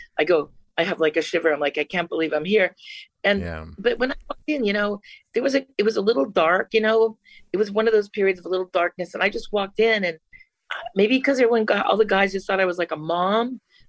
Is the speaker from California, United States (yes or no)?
yes; Vista, California, United States; I'm a mom from Vista, California, who sells carpet during the day. I'm 40 years old.